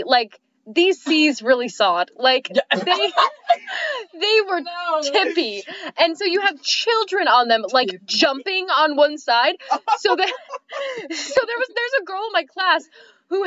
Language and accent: English; Michigan, United States; I was born in Michigan and also raised in Michigan